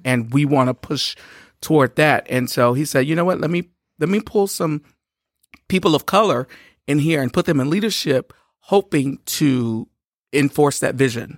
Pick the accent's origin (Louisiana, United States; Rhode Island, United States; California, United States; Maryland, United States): Louisiana, United States; Shreveport; We are from Louisiana. I'm from Shreveport, Louisiana